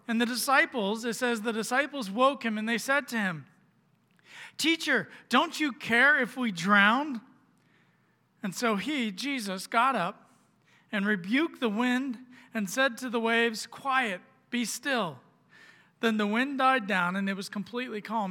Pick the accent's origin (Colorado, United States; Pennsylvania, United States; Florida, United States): Florida, United States; Orlando; moved away as an adult; we were living down in Florida, which is where I'm from. I'm from Orlando